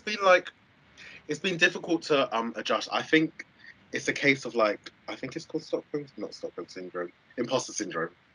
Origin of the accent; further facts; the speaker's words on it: London, United Kingdom; moved away as an adult; now in Southampton, United Kingdom; I grew up in Southeast London